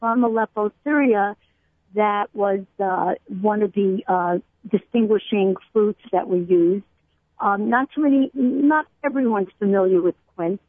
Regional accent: New York City, New York, United States; I grew up in Brooklyn

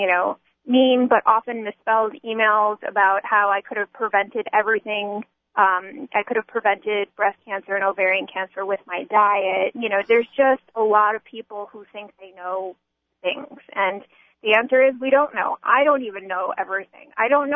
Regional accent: United States; I grew up in America, in a Jewish home in America

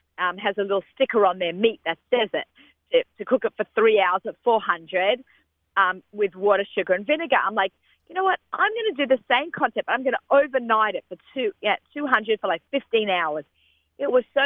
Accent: Australia; moved away; growing up in Australia

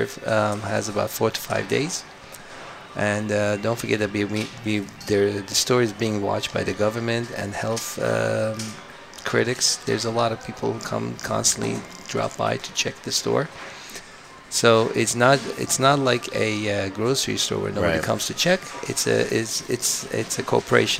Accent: New York City, New York, United States; now in Toronto, Canada; I'm coming from New York. I'm from Brooklyn.

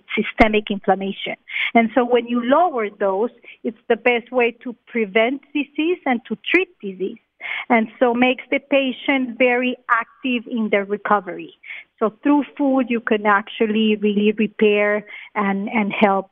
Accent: Colombia; also born or lived in Australia / Israel; now in Miami, United States; I'm from Colombia.

